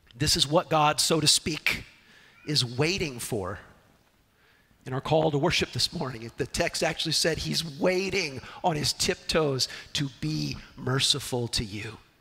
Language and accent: English; Southern California, United States; Growing up in Southern California